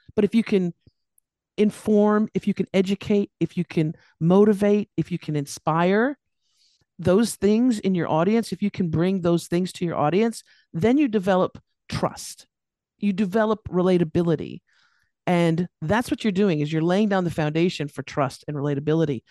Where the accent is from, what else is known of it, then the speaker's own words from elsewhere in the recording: Los Angeles, California, United States; moved away as an adult; now in Australia; I'm here in Australia now, and I, but I was born and raised in California, Los Angeles